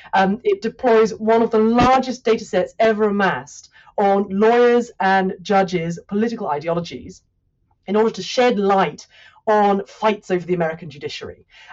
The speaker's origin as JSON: {"language": "English", "country": "United Kingdom", "said": "one of the things that I find fascinating as a Brit looking in from the outside here"}